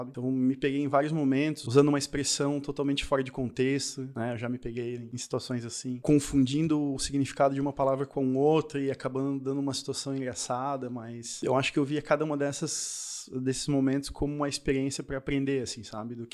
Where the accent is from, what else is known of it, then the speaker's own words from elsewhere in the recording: Paraná, Brazil; now in Santa Catarina, Brazil; Eu, quando vim do Paraná pra cá, no Paraná a gente falava você.